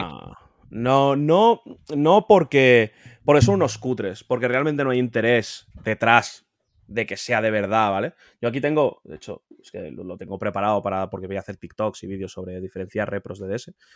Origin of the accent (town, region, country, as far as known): Spain